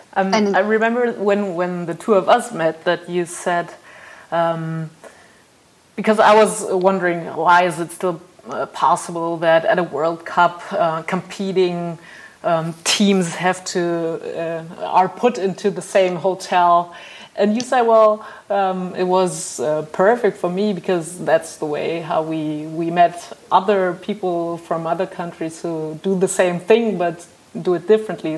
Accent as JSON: {"language": "English", "country": "Germany", "said": "I'm from Germany"}